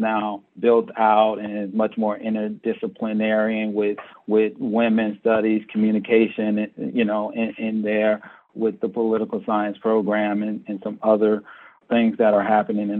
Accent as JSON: {"language": "English", "town": "Erie", "region": "Pennsylvania", "country": "United States", "tie": "born or raised there", "moved": "yes", "said": "I'm from Erie. I grew up on the West Bayfront"}